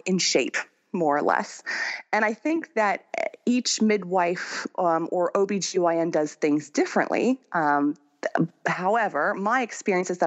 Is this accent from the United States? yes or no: yes; United States; moved away as an adult; now in France; I'm more French than I am American